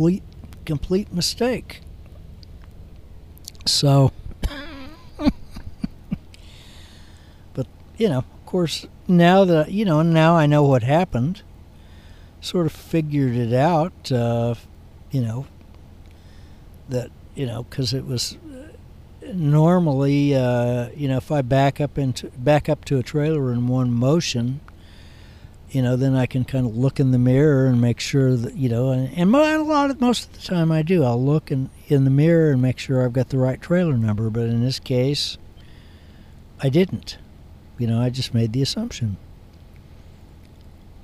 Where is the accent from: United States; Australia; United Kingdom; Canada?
United States; I'm an American